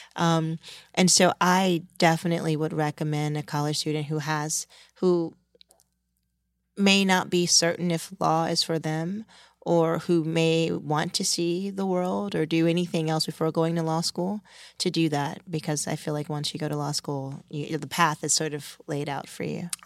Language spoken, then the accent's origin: English; Washington, District of Columbia, United States; moved away as an adult; also born or lived in California; now in New York, United States; I grew up in Washington, D C